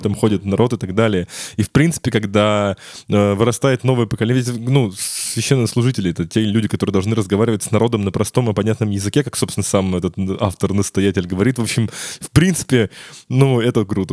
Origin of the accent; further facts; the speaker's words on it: Ryazan, Ryazan Oblast, Russia; у нас в Рязани, откуда я родом